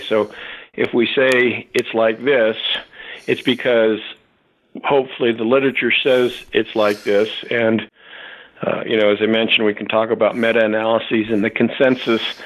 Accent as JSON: {"language": "English", "region": "Southern California", "country": "United States", "tie": "born or raised there", "said": "I grew up in Southern California"}